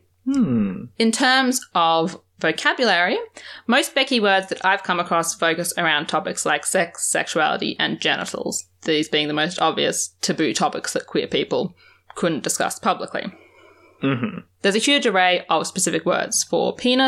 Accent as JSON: {"language": "English", "country": "Australia", "said": "as an Australian"}